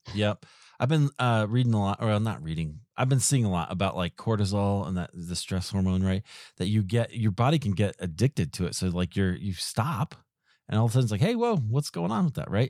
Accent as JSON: {"language": "English", "town": "Des Moines", "region": "Iowa", "country": "United States", "tie": "born or raised there", "said": "I grew up in Des Moines"}